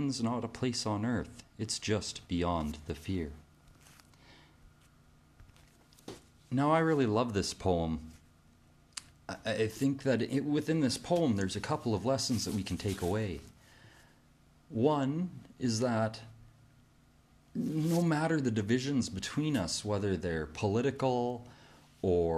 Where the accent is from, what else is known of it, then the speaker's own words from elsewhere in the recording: Canada; Here in my home country of Canada